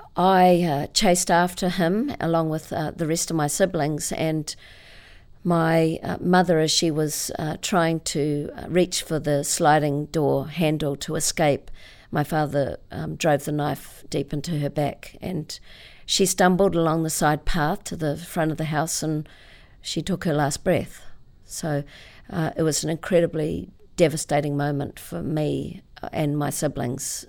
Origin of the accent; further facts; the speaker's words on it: Auckland, New Zealand; I was born in Auckland